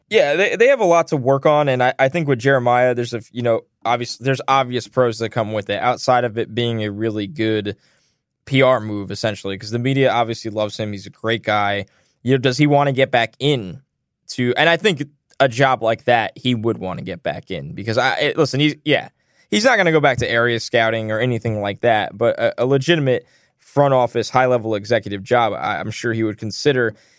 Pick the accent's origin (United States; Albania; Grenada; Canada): United States; New York; I'm from New York